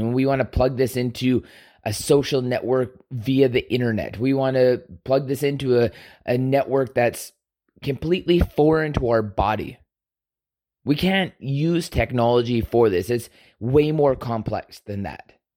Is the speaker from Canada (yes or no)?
yes; Canada; we are all Canadian